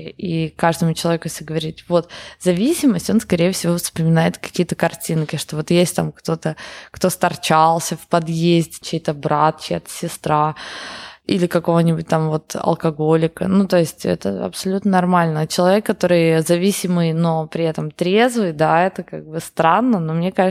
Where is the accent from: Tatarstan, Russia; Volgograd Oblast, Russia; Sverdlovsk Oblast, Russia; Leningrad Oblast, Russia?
Sverdlovsk Oblast, Russia; Yekaterinburg; я из Екатеринбурга для меня это то же самое